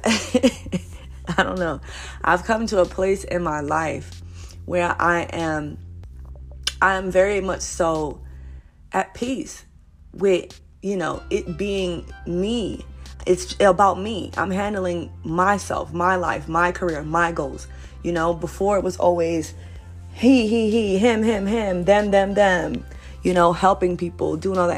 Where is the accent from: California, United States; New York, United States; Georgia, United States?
New York, United States; New York City; I'm originally from Brooklyn, New York